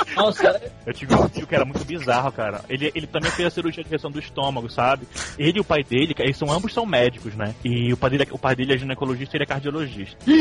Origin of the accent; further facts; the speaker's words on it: Belém, Pará, Brazil; Eu sou de Belém